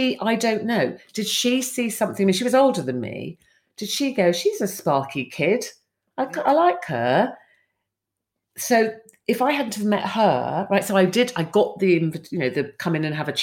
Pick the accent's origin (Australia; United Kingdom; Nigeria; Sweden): United Kingdom; London; moved away as an adult; also born or lived in Cornwall; I came from London. I went to boarding school and stuff in London, ended up in this small fishing village in Cornwall